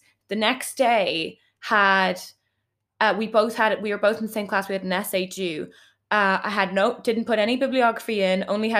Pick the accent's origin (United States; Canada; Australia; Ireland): Ireland; Dublin, Leinster; I'm from Kimmage